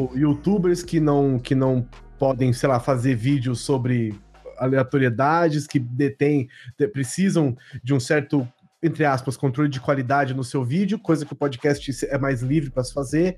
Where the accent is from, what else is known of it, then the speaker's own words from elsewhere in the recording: Bauru, São Paulo, Brazil; sou de Bauru